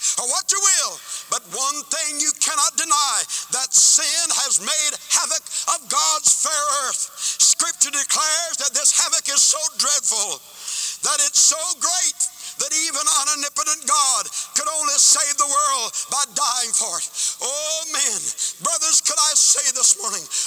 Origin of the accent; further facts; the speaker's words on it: United States; I'm an American